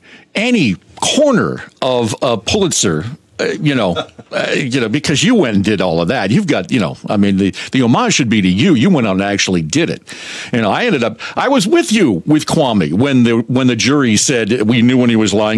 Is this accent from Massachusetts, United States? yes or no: yes; Attleboro, Massachusetts, United States; also born or lived in Plymouth, United States; I grew up in Attleboro, Massachusetts, which is right on, it's quite literally on the border between Providence and Boston. It's on I-95, right at the Rhode Island border. And I was born in Plymouth